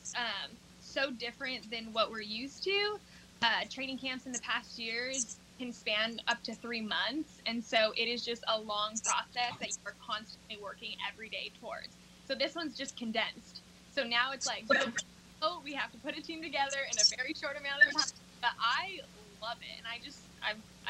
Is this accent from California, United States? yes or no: yes; Whittier, California, United States; moved away; I am originally from Whittier, California